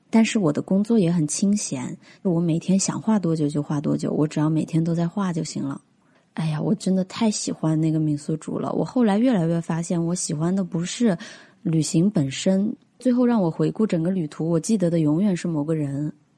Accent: Hunan, China; 我是湖南人

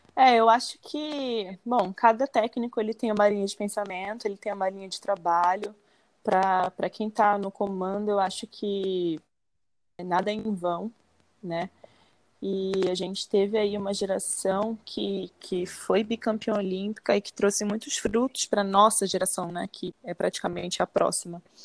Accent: Belém, Pará, Brazil; moved away; eu comecei com de seis para sete anos por influência do meu pai aqui em Belém, que eu sou natural daqui de Belém, do Pará.

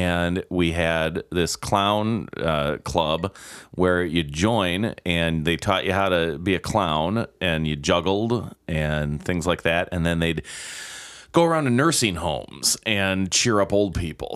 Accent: Milwaukee, Wisconsin, United States; Born and raised in Milwaukee on the southwest side of town

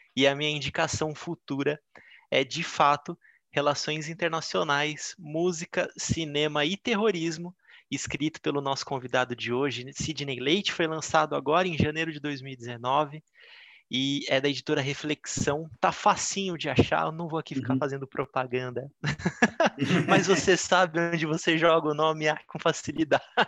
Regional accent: São Paulo, Brazil; Eu morei minha vida inteira na Barra Funda, aqui em São Paulo

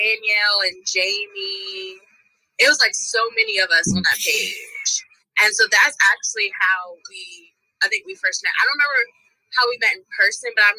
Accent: 45 minutes from Lynchburg, Virginia, United States; my hometown, well, kind of like my hometown is only 45 minutes from Lynchburg

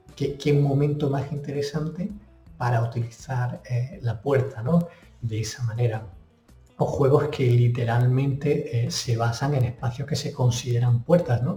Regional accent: Granada, Andalusia, Spain; moved away as an adult; now in Washington, D.C., United States; soy de Granada, aunque llevo ya casi 10 años fuera de España

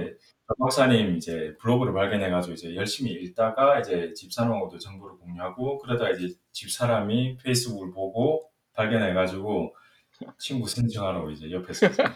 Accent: Miryang, South Gyeongsang, South Korea; also born or lived in Changwon; 제가 그 초등학교 왕년 때까지는 완전 진짜 시골 밀양이라는 곳에서 자랐고요.

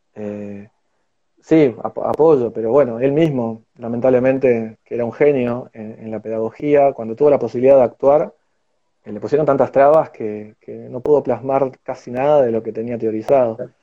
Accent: Argentina; somos argentinos

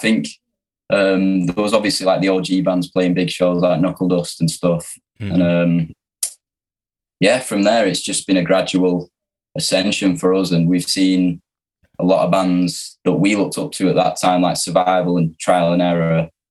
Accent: Manchester, North West England, United Kingdom; we're from Manchester.

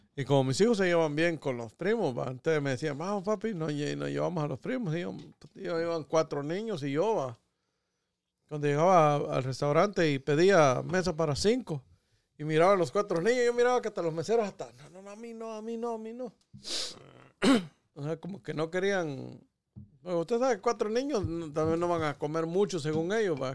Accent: Catacamas, Olancho, Honduras; yo que soy de Catempa

